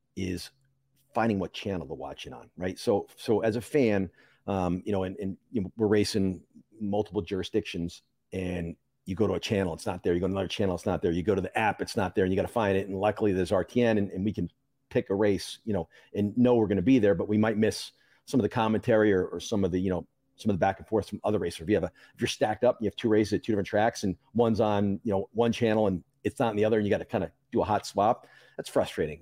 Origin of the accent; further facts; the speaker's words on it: New Jersey, United States; I was born in Jersey